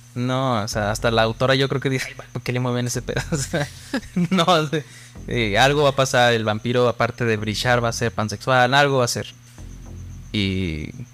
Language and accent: Spanish; Mexico